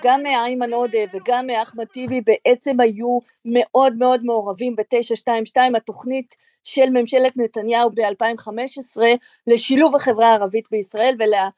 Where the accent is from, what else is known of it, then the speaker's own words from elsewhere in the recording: Israel; אנחנו כישראלים